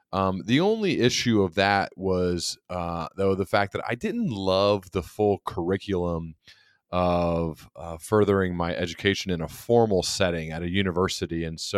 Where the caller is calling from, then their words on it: Dayton, Ohio, United States; I'm joining you from Dayton, Ohio.